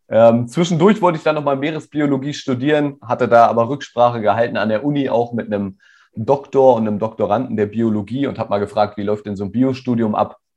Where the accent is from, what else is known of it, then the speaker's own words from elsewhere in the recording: Rodenberg, Lower Saxony, Germany; ja, ich bin hier in Rodenberg in der Nähe von Hannover aufgewachsen.